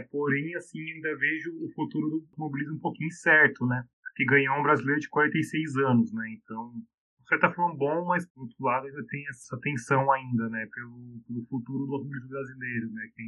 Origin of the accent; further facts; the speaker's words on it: Brazil; eu, como brasileiro